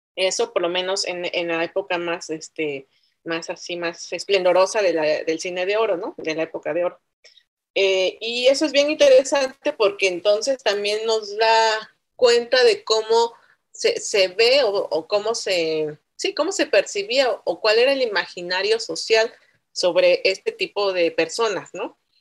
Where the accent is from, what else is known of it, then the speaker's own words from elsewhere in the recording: Oaxaca, Mexico; also born or lived in San Bartolomé Loxicha / San Miguel Quetzaltepec; yo crecí entre esos tres espacios, ¿no? Entre la ciudad de Oaxaca, entre el pueblo San Bartolomé Loxicha, que es eh, mi pueblo materno, y entre San Miguel Quetzaltepec